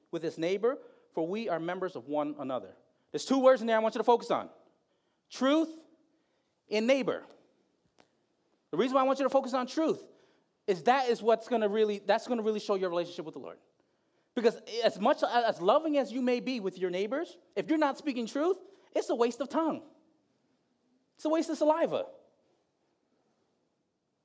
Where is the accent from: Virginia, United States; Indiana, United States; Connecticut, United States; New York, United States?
Connecticut, United States; Bridgeport; also born or lived in Philippines; I grew up in Bridgeport